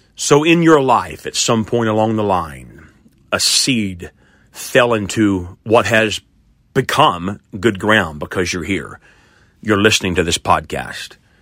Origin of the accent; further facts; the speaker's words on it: Oklahoma, United States; I grew up here in Oklahoma